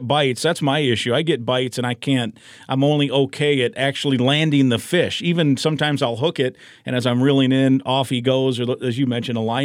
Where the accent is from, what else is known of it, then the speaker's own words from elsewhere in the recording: Iowa, United States; now in Minnesota, United States; I grew up in Iowa